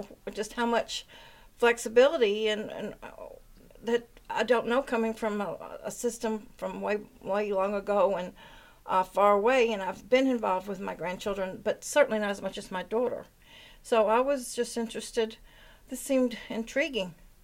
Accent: Memphis, Tennessee, United States; now in Waitsfield, United States; I live in Waitsfield. I'm originally from Memphis, Tennessee

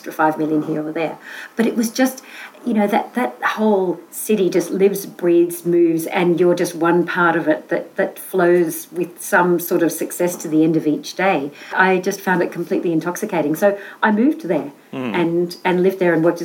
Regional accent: Melbourne, Victoria, Australia; moved away as an adult; also born or lived in Adelaide, Australia / Cairo, Egypt; I was from Melbourne, not from Adelaide

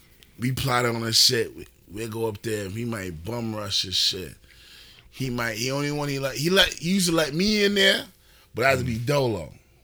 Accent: New York City, New York, United States; I'm from East New York

